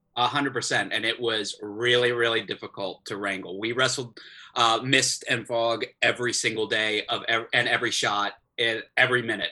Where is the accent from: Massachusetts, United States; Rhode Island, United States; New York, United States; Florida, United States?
Florida, United States; I grew up in Florida